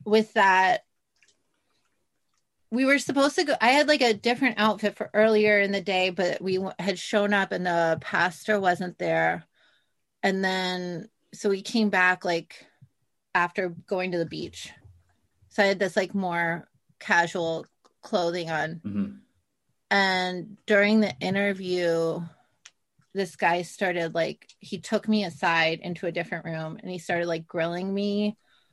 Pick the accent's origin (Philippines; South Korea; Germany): South Korea; moved away; it kind of reminded me of growing up in Korea